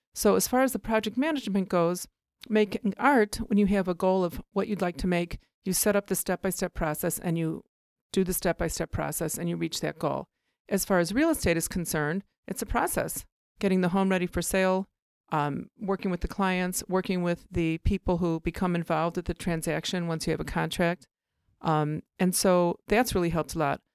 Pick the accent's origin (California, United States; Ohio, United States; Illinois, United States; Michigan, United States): Illinois, United States; Oak Park; also born or lived in Chicago, Illinois; I grew up in Elmwood Park and Oak Park